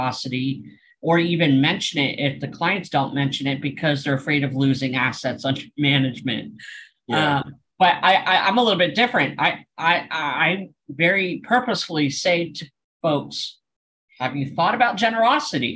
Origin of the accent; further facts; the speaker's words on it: Pennsylvania, United States; my home state of Pennsylvania